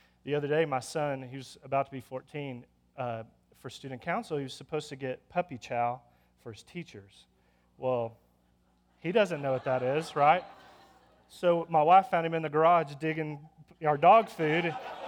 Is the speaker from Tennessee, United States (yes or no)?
no; Lubbock, Texas, United States; moved away as an adult; also born or lived in China; now in Lubbock, United States; I'm born and raised in Lubbock, Texas, and left Lubbock and didn't think I'd ever come back.